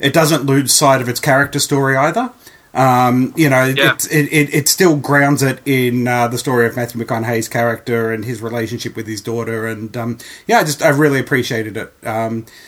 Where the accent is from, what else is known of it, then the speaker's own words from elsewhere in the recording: Australia; As an Australian